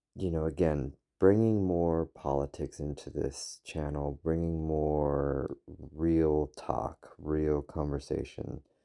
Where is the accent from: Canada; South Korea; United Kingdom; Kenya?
United Kingdom; now in United States; I am a British citizen. I am working on currently becoming an American citizen